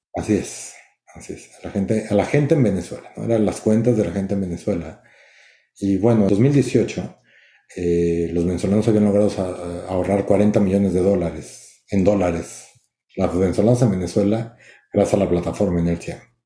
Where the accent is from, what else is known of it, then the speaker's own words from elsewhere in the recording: Mexico City, Mexico; now in San Francisco, United States; soy de México